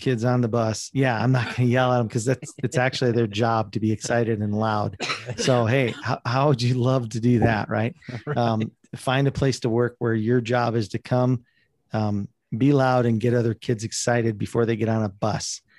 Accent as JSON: {"language": "English", "region": "South Dakota", "country": "United States", "tie": "born or raised there", "said": "I grew up in South Dakota"}